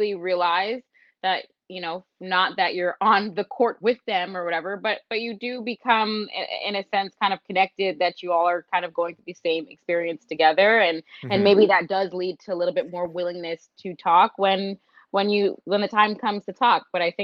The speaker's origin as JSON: {"language": "English", "town": "Toronto", "region": "Ontario", "country": "Canada", "said": "I'm from Scarborough"}